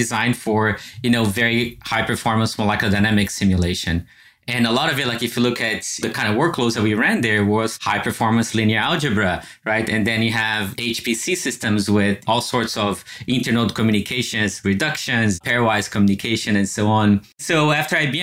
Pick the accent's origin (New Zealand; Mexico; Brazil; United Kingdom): Brazil; moved away as an adult; also born or lived in Champaign-Urbana, Illinois; now in United States; I grew up in Brazil